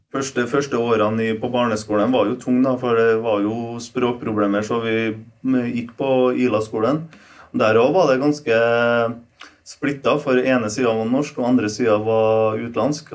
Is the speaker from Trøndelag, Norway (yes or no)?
yes; Trondheim, Trøndelag, Norway; Norwegian is a second language; also born or lived in Poland; jeg, har alltid den gamle imagen av Kolstad. Da. Det var ganske litt sånn slum. Det var det. Men vi likte det.